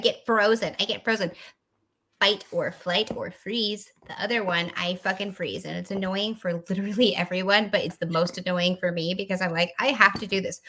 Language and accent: English; Texas, United States; This is the place that I grew up